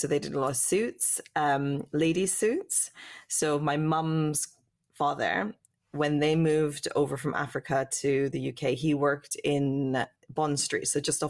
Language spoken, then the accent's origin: English; West Coast, Canada; born there; I was born in Canada, in the West Coast.